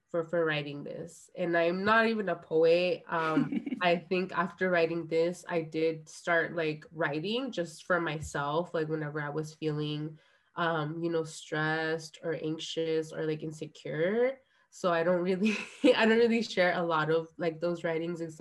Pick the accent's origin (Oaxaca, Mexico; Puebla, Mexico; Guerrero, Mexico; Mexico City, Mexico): Guerrero, Mexico; Like I come from Guerrero, which is one of the poorest states in Mexico.